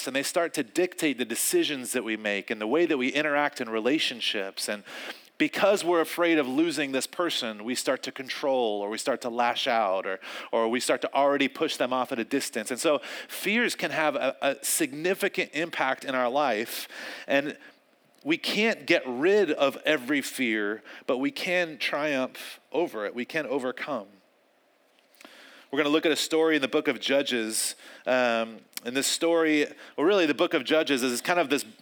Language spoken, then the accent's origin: English; North Carolina, United States; I grew up in North Carolina, I grew up around a lot of animals and a lot of fields